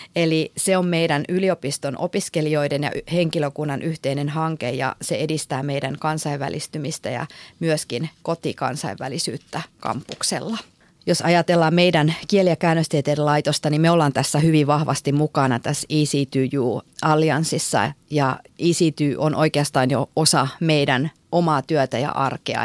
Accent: North Ostrobothnia, Finland; Mä oon itse Pohjois-Pohjanmaalta kotoisin

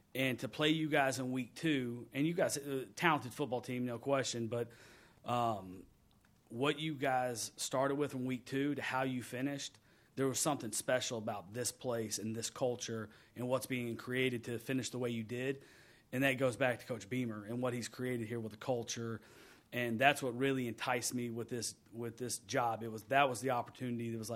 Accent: Texas, United States; moved away; I grew up in Texas

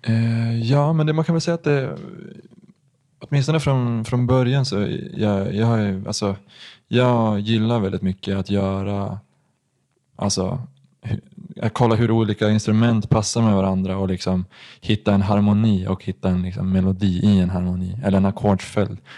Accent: Gothenburg, Västra Götaland, Sweden; jag är född i Göteborg

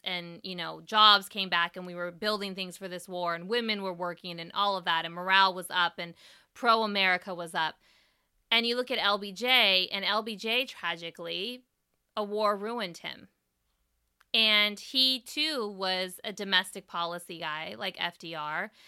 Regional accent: East Bay, California, United States; right over the Bay Bridge from where I grew up

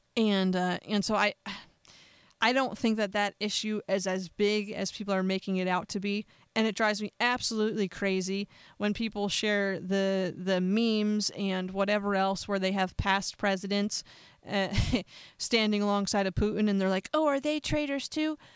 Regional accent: United States; I'm an American

